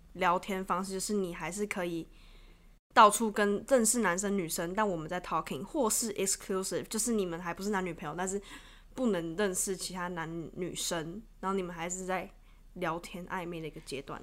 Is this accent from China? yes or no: no; Taiwan; 毕竟我是台湾人